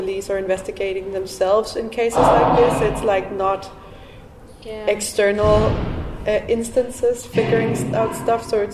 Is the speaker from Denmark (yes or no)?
yes; Denmark; now in Helsinki, Finland; I used to be very politically active growing up in Denmark